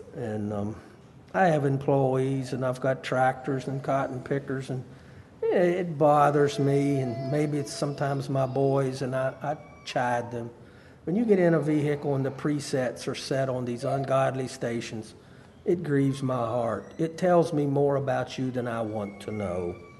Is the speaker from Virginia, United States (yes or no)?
yes; Harrisonburg, Virginia, United States; also born or lived in up north; I was from Harrisonburg